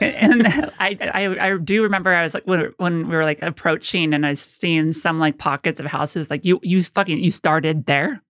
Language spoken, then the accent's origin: English; Rancho Cucamonga, California, United States; moved away as an adult; now in New York, United States; I grew up in Southern California